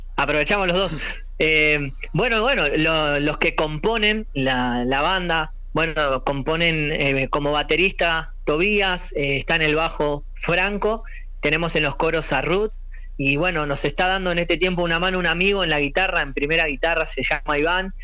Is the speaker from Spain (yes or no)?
no; Argentina; Yo me crié acá en, Argentina